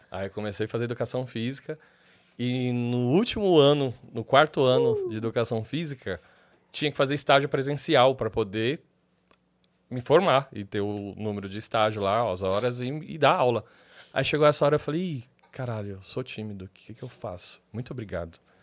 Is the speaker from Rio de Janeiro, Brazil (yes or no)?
no; São Paulo, Brazil; also born or lived in Tatuapé; eu sou da ZL, morador da ZL